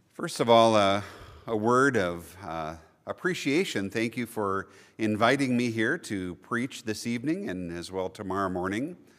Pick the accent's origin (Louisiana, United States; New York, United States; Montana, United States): Montana, United States; Billings; I was born and raised right here in Billings